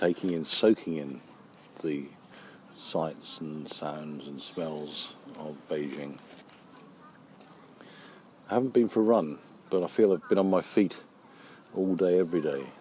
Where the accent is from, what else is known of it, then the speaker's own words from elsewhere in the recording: United Kingdom; as a Brit